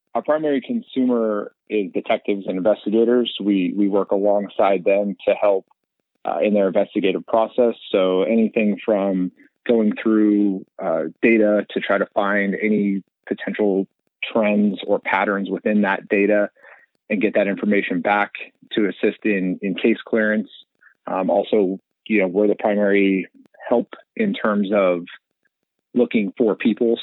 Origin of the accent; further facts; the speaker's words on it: Colorado, United States; now in Arizona, United States; I grew up in Colorado